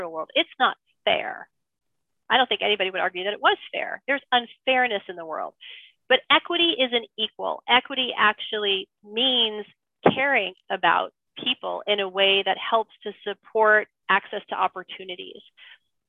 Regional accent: New York City, New York, United States; now in Marin County, United States; I'm originally from New York. I'm from Flushing.

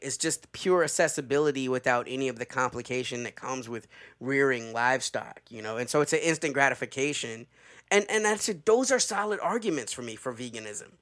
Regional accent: the South, United States; a Southerner

